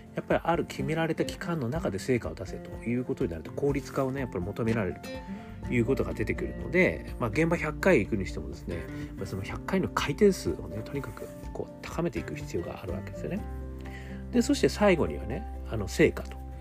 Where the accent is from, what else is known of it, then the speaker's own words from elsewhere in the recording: Hokkaido, Japan; どさんこ